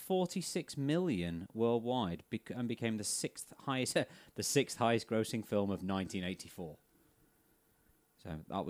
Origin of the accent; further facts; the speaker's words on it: Nottingham, East Midlands, United Kingdom; I'm from Nottingham